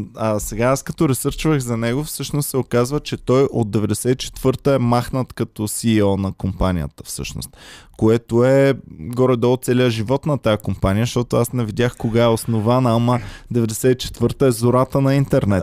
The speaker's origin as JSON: {"language": "Bulgarian", "country": "Bulgaria", "also_born_or_lived": "Austria", "moved": "yes", "said": "без нея няма да сме българи"}